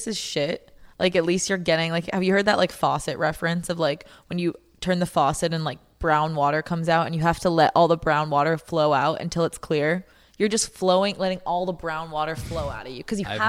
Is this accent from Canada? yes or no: yes; Canada; I'm from Canada